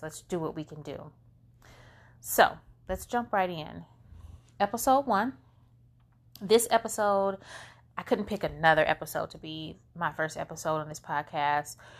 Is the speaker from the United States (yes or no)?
yes; Flint, Michigan, United States; We're from Flint, Michigan